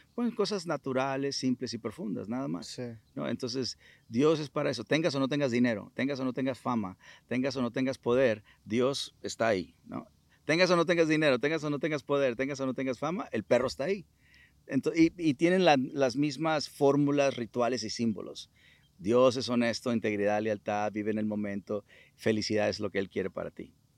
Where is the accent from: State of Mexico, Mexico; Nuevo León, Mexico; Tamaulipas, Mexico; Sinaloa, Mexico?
Sinaloa, Mexico; Culiacán; moved away; sinaloense, culichi